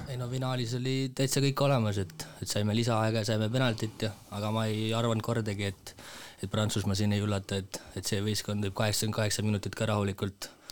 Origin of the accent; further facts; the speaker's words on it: Põltsamaa, Jõgeva County, Estonia; olen Põltsamaa mees